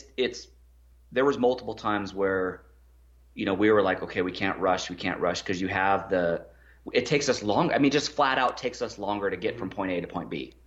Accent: United States; us Americans

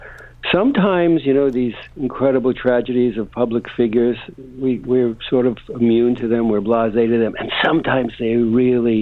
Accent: Canada; now in Malibu, United States; I just love being back here in Canada. I'm Canadian. I've been away for a few years

